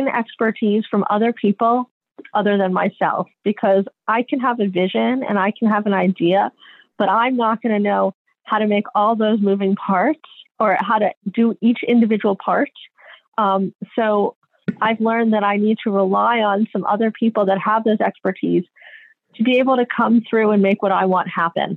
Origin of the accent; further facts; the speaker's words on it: New York, United States; also born or lived in Mexico City; now in Marin, United States; I grew up in New York